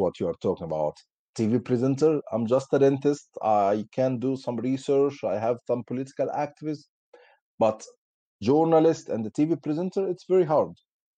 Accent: Damietta Governorate, Egypt; English is a second language; moved away as an adult; now in United Kingdom; I'm originally from Egypt. I was born in 1985, in 30 March 1985. I was raised in a political family

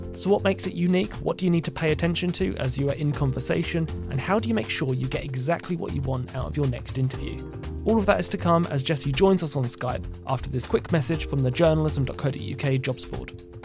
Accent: United Kingdom; being the Brit

